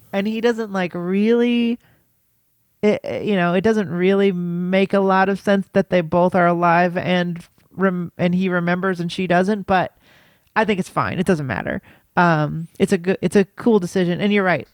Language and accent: English; United States; I'm an American